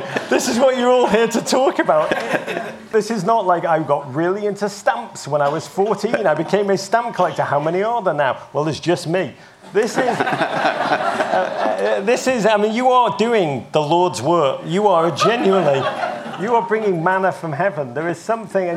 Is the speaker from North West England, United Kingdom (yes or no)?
yes; Liverpool, North West England, United Kingdom; moved away as an adult; now in New York City, United States; I grew up in Liverpool.